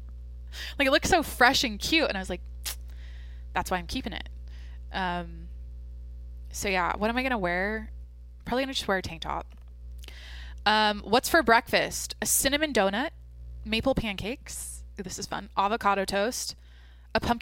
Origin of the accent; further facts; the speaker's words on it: Washington, United States; moved away; back in Washington, in my hometown